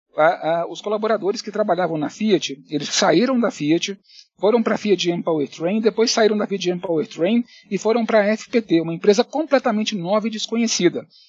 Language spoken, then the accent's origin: Portuguese; Belo Horizonte, Minas Gerais, Brazil; moved away as an adult; also born or lived in Curitiba / Italy; now in São Paulo, Brazil; Eu realmente sou mineiro, sou de Belo Horizonte